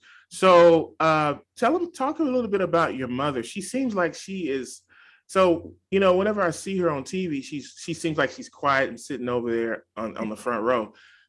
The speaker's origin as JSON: {"language": "English", "town": "Dallas", "region": "Texas", "country": "United States", "tie": "born or raised there", "moved": "yes", "lives_now": "San Diego, United States", "said": "You live in Dallas, right? My hometown, right?"}